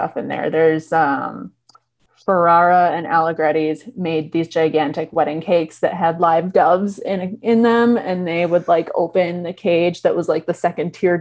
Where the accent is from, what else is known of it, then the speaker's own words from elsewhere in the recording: Chicago, Illinois, United States; I'm from Chicago